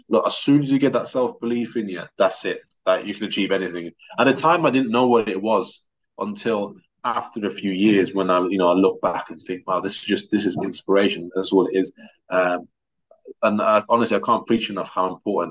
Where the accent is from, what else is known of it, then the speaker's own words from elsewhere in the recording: England, United Kingdom; also born or lived in Russia; I lived there for 7 years before coming down to England. It was a big change for me at the time, you know, a different language, a different school system